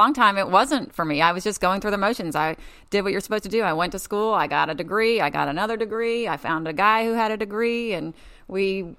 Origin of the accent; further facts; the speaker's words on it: Franklin, Tennessee, United States; moved away; also born or lived in Nashville, Tennessee; I grew up in Nashville, Tennessee, actually only until I was four, and then Franklin, which Franklin at the time was like Starkville is now.